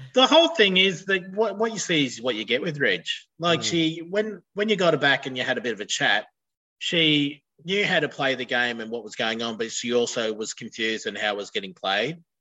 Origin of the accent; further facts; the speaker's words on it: near Broken Hill / Silverton, New South Wales, Australia; now in Gold Coast, Australia; got married in Broken Hill or Silverton, which was 20 k's out of my hometown